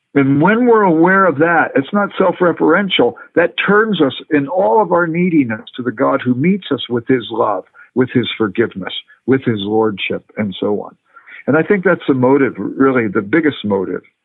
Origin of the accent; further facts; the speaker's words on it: Los Angeles, California, United States; moved away; I grew up in Los Angeles